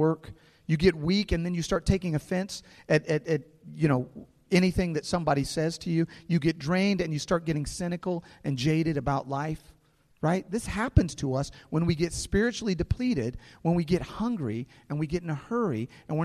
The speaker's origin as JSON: {"language": "English", "town": "St. Louis", "region": "Missouri", "country": "United States", "tie": "born or raised there", "said": "some friends that I grew up with here in St. Louis"}